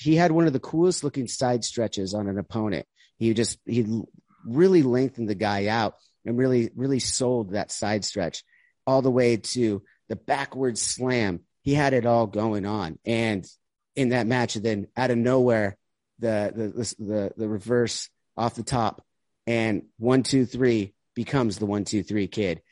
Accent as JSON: {"language": "English", "country": "United States"}